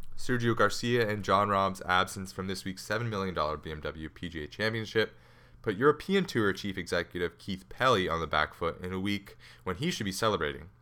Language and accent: English; Canada; I'm Canadian